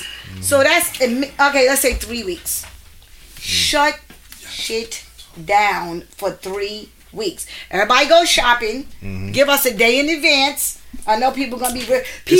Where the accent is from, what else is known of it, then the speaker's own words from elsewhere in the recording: Staten Island, New York, United States; Like it hit Staten Island. I'm from Staten Island.